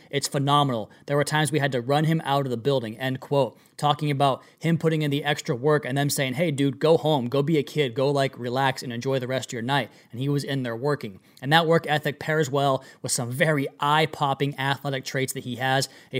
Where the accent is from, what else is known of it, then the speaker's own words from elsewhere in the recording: Cleveland, Ohio, United States; I'm from Cleveland, so that's why, LOL.